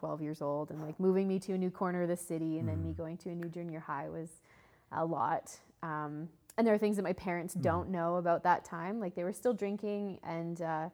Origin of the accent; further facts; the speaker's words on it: Calgary, Alberta, Canada; I grew up in Calgary, sweet little city